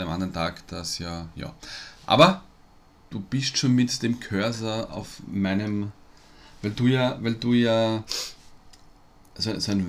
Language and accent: German; Vienna, Austria; Sagt man bei uns in Wien.